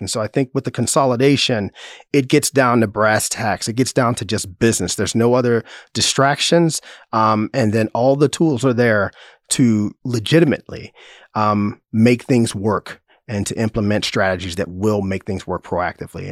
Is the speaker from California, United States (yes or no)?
no; Chicago, Illinois, United States; moved away as an adult; now in Manhattan, United States; I grew up on the south side of Chicago.